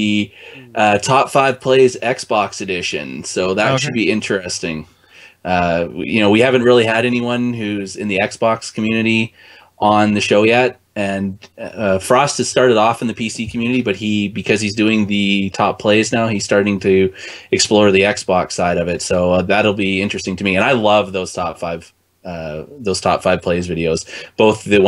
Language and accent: English; Canada; As a Canadian